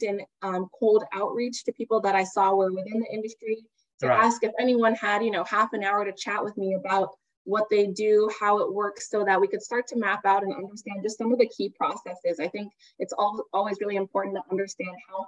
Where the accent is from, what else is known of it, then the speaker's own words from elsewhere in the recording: Dayton, Ohio, United States; moved away as an adult; also born or lived in Miami, Florida; I am originally from Dayton, Ohio, a little town in the US in the Midwest